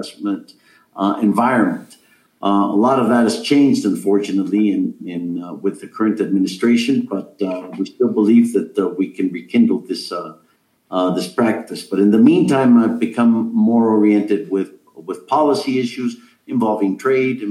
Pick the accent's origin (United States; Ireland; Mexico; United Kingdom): Mexico; I'm from Mexico.